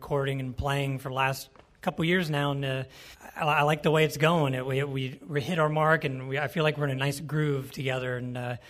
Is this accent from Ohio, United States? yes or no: yes; Yellow Springs, Ohio, United States; Yellow Springs, Ohio, and Enon, Ohio. We'll just say Yellow Springs, Ohio. That's pretty much my home area, my hometown.